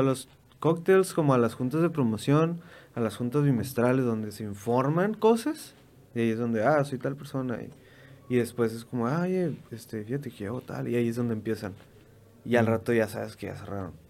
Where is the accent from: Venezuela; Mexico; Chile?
Mexico; nosotros mexicanos